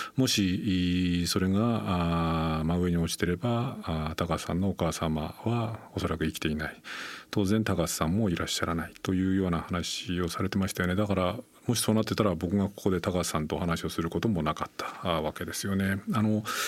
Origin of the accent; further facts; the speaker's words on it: Nagano, Japan; 僕は長野出身なんですけれども